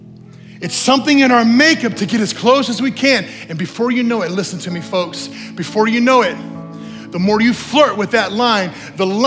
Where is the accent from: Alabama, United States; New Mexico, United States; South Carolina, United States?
New Mexico, United States; moved away; I grew up in New Mexico